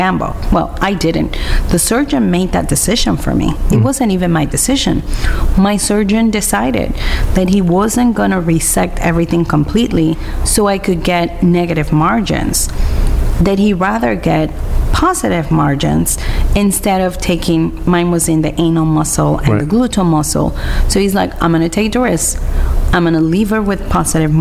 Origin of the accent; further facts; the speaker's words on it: Puerto Rico; moved away as an adult; now in California, United States; I'm born and raised in Puerto Rico. And I moved to California in 1994